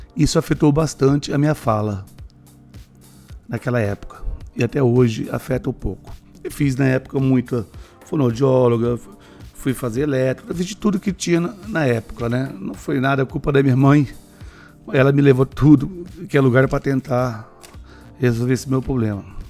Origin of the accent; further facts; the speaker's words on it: Maringá, Paraná, Brazil; sou de Maringá